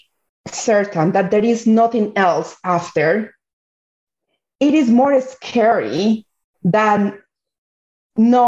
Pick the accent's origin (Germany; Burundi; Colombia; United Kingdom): Colombia; moved away; I am originally from Colombia. So the majority of the population is Colombian